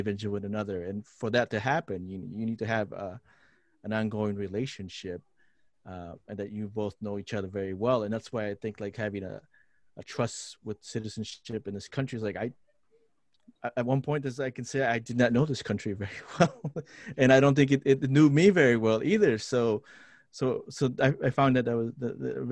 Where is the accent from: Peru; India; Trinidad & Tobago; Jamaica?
Peru; Lima; now in Twin Cities, United States; I grew up in Lima, Peru. I'm a city kid